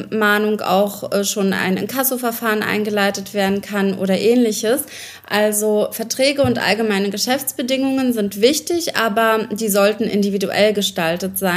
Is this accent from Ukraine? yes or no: yes; Ukraine; now in Germany; Ich komme ursprünglich aus der Ukraine, bin eigentlich Berlinerin seit, ich glaube, ähm, seit meiner Migration fast äh, 27 Jahre